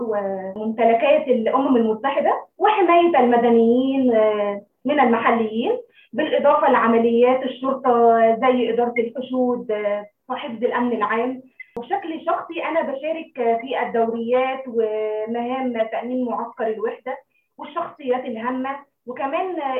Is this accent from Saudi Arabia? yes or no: no; Egypt; moved away as an adult; now in Democratic Republic of the Congo; انا كسيده مصريه عربيه فخوره جدا